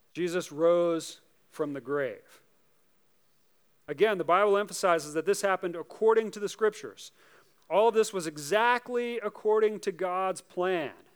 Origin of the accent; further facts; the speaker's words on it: United States; As American Christians